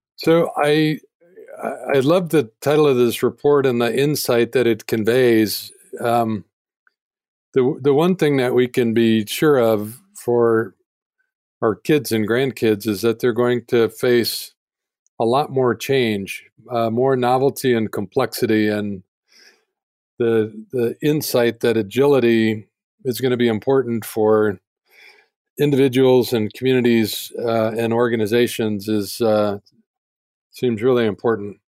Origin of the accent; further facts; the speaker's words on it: Denver, Colorado, United States; I grew up in Denver as well